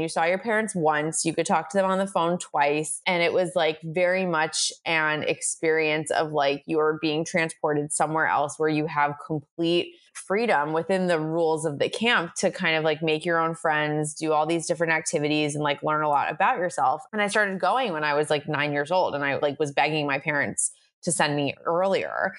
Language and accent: English; Long Island, New York, United States; I'm from Long Island, which is a very Jewish area, or I'm from a very Jewish area in Long Island